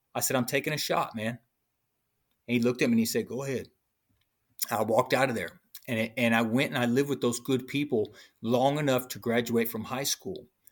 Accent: Illinois, United States; also born or lived in Hampton, Virginia; That's how I ended up in Illinois, and that's where I was raised in Illinois by my brother's father's sister

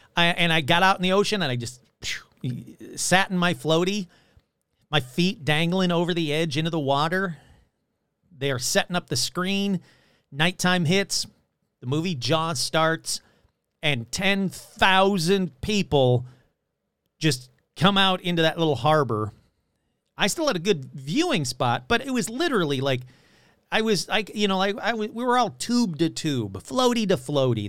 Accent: Michigan, United States; moved away; Growing up in Michigan

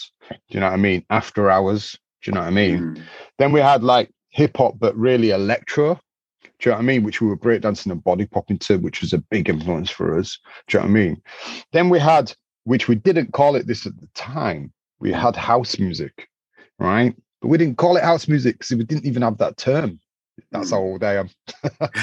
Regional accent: Leeds, Yorkshire and the Humber, United Kingdom; we come from Leeds is a textile city

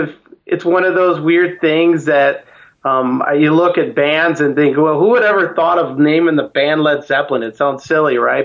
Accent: Chicago, Illinois, United States; I'm originally from Chicago, Illinois

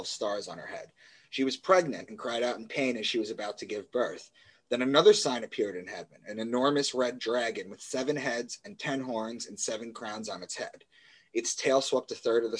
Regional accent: Long Island, New York, United States; moved away as an adult; also born or lived in Boston; I grew up and I was raised in Long Island.

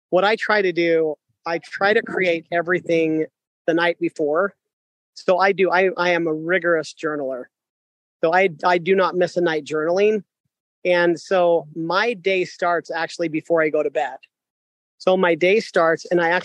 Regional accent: Sugar City, Idaho, United States; I am just an amazing man from Idaho. I grew up in Sugar City, Idaho

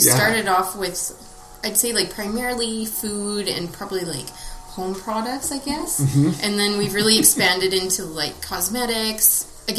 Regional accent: Alberta, Canada; moved away as an adult; also born or lived in Lethbridge, Alberta; now in Kelowna, Canada; I am born and raised in Alberta

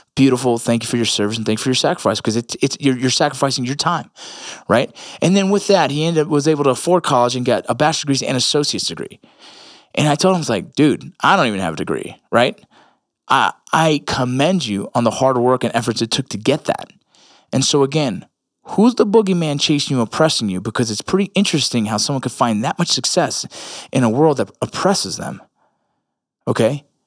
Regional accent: Los Angeles, California, United States; me being Puerto Rican in L

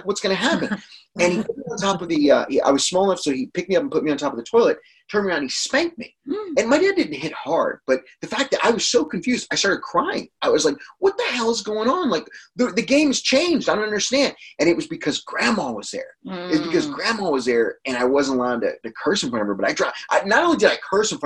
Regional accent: Texas, United States; growing up in Texas, cursing is like a part of everyday conversation

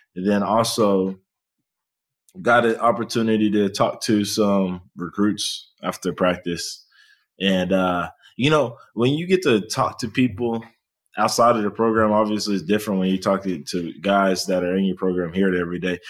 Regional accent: Texas, United States; I also growing up, I like Texas, and I think most people growing up in Texas with like Texas

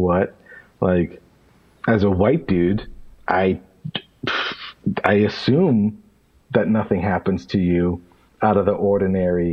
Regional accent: Pennsylvania, United States; also born or lived in Bridgeport, Connecticut; I was born in Connecticut and I was raised in Pennsylvania

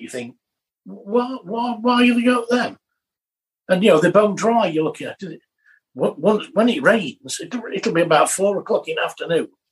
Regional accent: England, United Kingdom; us being English.

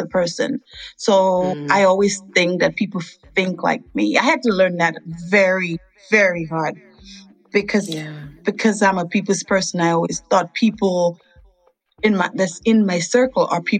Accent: Dominica; moved away as an adult; also born or lived in Massachusetts; now in Freeport, United States; I was born in Dominica. I was raised there until age 22, and I'm currently residing in Freeport, Louisiana.

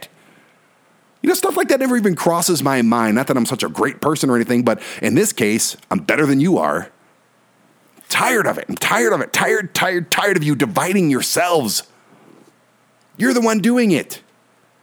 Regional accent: Detroit, Michigan, United States; a white guy who was born and raised in Detroit

